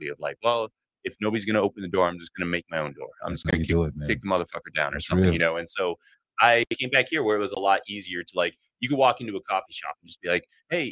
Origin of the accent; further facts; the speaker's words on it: Gilbert, Arizona, United States; moved away as an adult; also born or lived in Tucson, Arizona / Los Angeles / Purdue University, Indiana; I was born in Tucson, raised in Phoenix